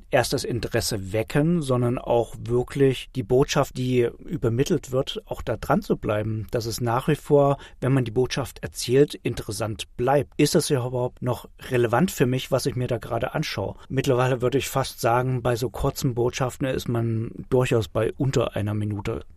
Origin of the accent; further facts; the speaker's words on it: Germany; bei uns in Deutschland